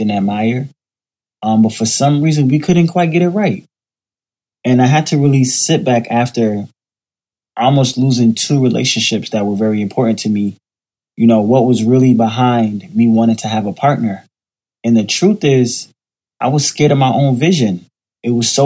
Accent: Miami, Florida, United States; also born or lived in Jamaica; now in New York City, United States; I was born in Jamaica, grew up in Miami, raised by my grandmother in a single-parent household, and now I currently live in New York City

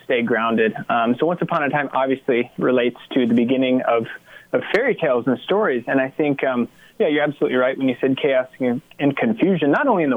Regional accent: Grainfield, Kansas, United States; also born or lived in New Orleans / Oklahoma City / Fort Hays State University, Hays, Kansas; now in Wichita, United States; I'm from Grainfield, Kansas, people know where that's

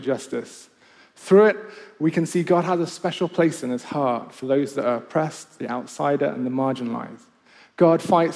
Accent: Kenya; also born or lived in Nottingham, United Kingdom; now in Oxford, United Kingdom; when I grew up in Kenya.

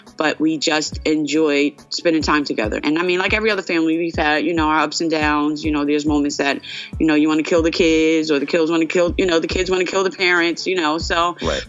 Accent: Asbury Park, New Jersey, United States; I'm born and raised in Asbury Park

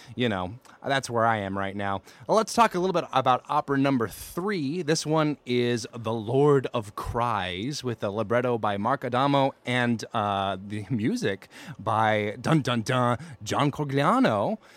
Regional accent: Alabama, United States; I'm uncultured and from Alabama

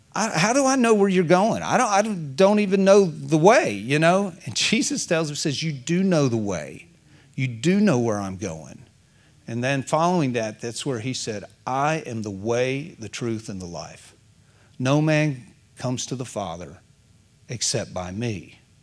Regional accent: United States; I got born here

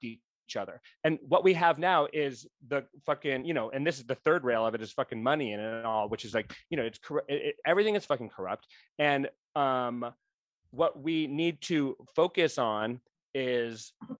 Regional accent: Rhode Island, United States; my home state

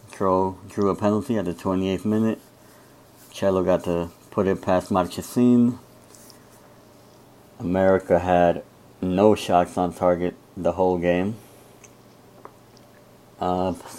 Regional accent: New York, United States; I'm from New York

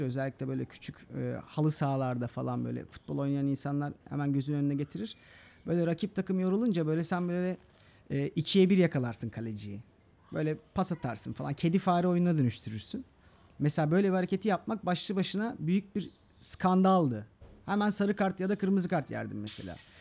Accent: Istanbul, Turkey; Mecidiyeköy'de büyüdüm. Gülbağ'da

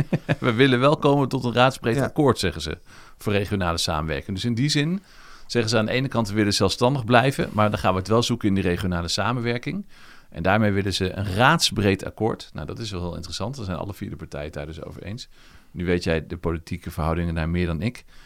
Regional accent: Netherlands; now in Leiden, Netherlands; ik kom uit Zutphen, Zwolle en toen ben ik hier blijven plakken

